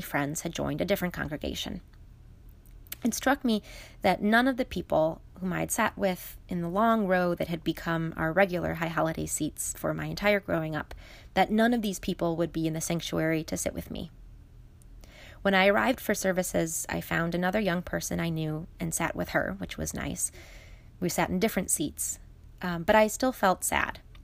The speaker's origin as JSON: {"language": "English", "town": "Chicago", "region": "Illinois", "country": "United States", "tie": "born or raised there", "said": "my hometown in Chicago"}